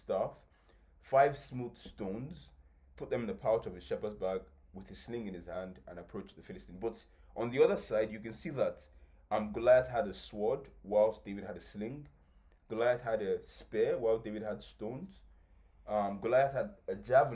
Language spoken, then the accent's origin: English; Ibadan, Oyo, Nigeria; I'm from Ibadan, I'm from Oyo State.